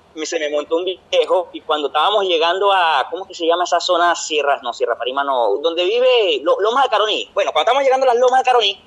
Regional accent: Venezuela; moved away as an adult; now in Brazil; somos venezolanos

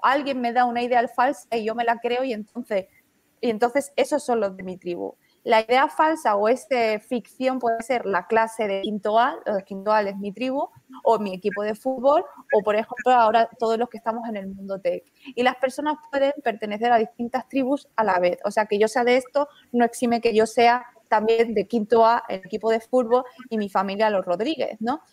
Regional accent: Spain; somos españoles, pero no del todo

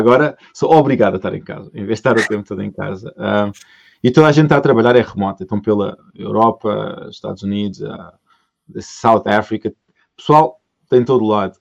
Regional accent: Portugal; moved away as an adult; Eu saí de Portugal uh, o, em 2005.

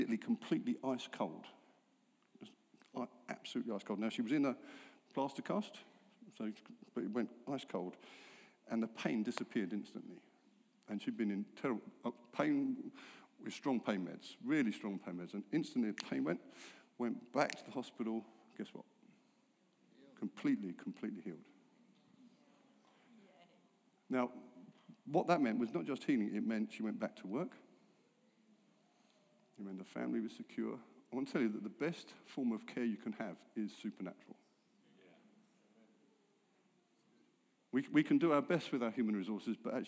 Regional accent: England, United Kingdom; I'm English

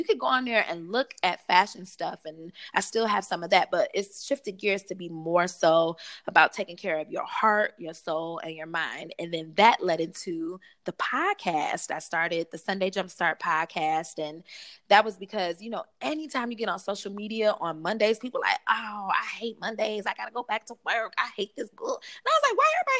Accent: Detroit, Michigan, United States; I grew up on the west side of Detroit

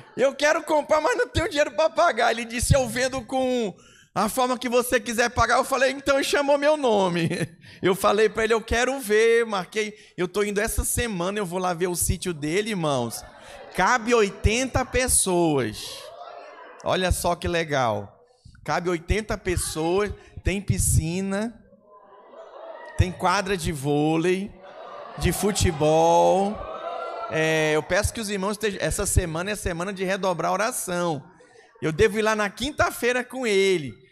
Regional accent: Brazil; Eu sou brasileiro

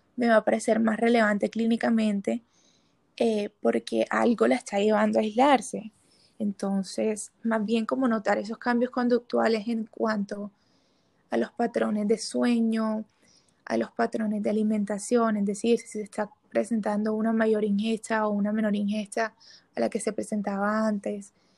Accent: Barranquilla, Atlántico, Colombia; moved away as an adult; now in Bogotá, Colombia; soy de Barranquilla

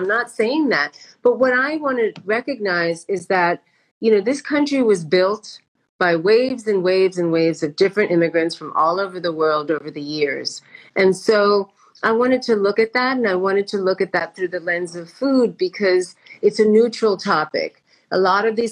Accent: La Puente, California, United States; also born or lived in India; I grew up in La Puente

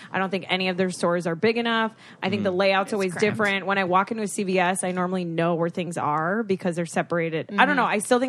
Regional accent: Boca Raton, Florida, United States; I'm from South Florida, Boca Raton, and that's like, I mean, South Florida is like God's waiting room

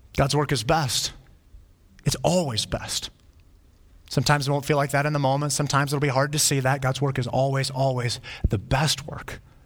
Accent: Flagstaff, Arizona, United States; When I was growing up, I grew up in Flagstaff, Arizona

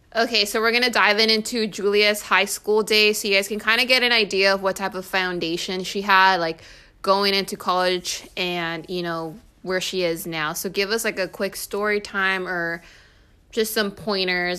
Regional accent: California, United States; I come from California

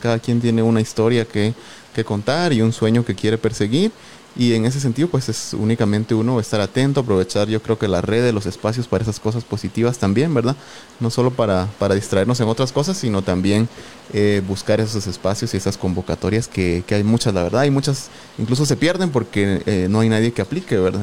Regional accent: Sololá, Guatemala; Soy originario de Solola, eh, Solola, Solola, ¿verdad? uno de los departamentos aquí vecinos

